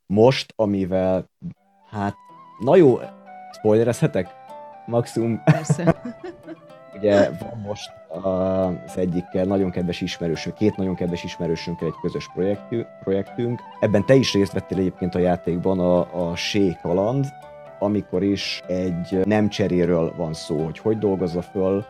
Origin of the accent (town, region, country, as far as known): Hungary; born or raised there